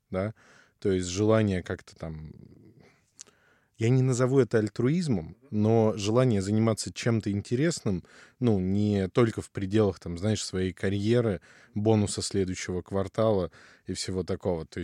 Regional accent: Far East, Russia; also born or lived in Ukraine; Ну смотри, родился я на юге Украины. Так. То есть часть моей идентичности привязана, ну, вот к этим местам довольно крепко. Потом рос на Дальнем Востоке в основном.

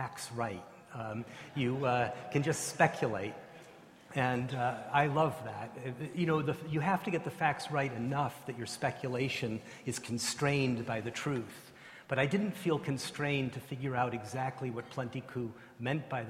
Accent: United States; I'm an American, I'm not an Australian

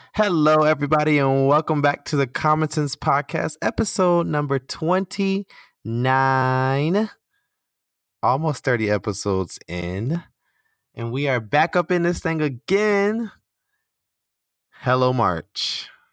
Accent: United States; moved away as an adult; now in Qatar; I'm American

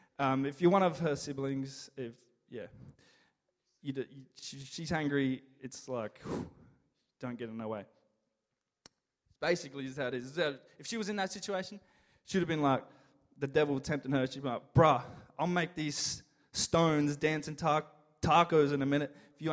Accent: Detroit, Michigan, United States; From Detroit. I'm from Detroit.

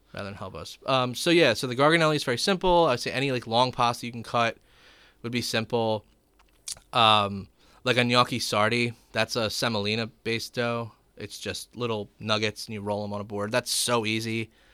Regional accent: Gloucester Township, New Jersey, United States; I grew up in Gloucester Township.

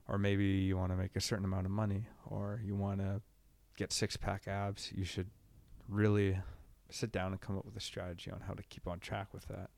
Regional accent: Sam Valley, British Columbia, Canada; I grew up in Sam Valley

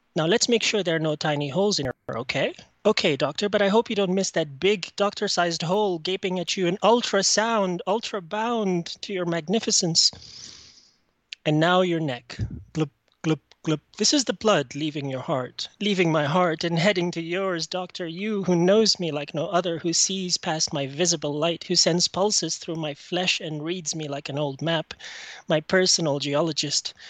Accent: Egypt; now in Canada; I'm calling from Canada. I'm originally from Egypt.

